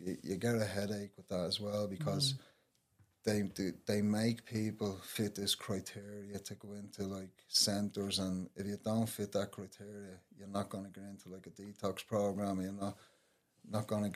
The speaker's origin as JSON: {"language": "English", "town": "Dublin", "region": "Leinster", "country": "Ireland", "tie": "born or raised there", "said": "I grew up in Henrietta Street"}